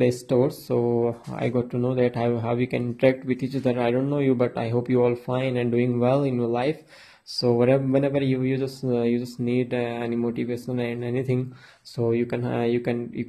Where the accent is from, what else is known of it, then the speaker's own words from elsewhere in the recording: Uttarakhand, India; I am a motivational and inspirational speaker. I am from India, and uh, in in India, I am from Uttarakhand.